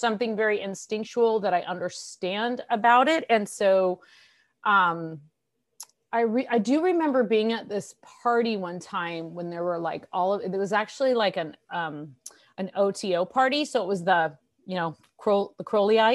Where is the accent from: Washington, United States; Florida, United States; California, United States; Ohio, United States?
California, United States; San Francisco; I was born in California in the San Francisco Bay Area and lived most of my life there